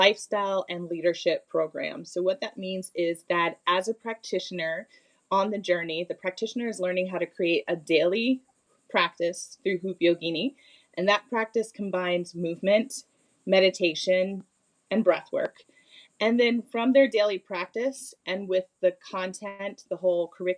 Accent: United States; also born or lived in Bermuda / Bali; I was raised in the United States

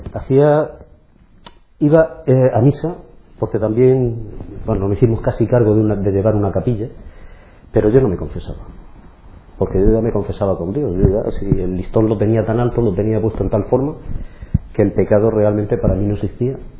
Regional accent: Cartagena, Region of Murcia, Spain; nací en Cartagena, eh, estuve viviendo durante mis primeros 17 años en un poblado

